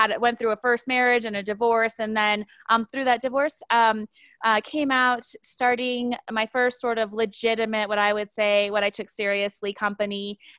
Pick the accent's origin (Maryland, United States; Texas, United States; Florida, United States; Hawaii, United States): Hawaii, United States; Honolulu; I'm originally from Honolulu, Hawaii, but I was raised sort of an Air Force kid and have been living most of my adult life in the U.S. in the state of Colorado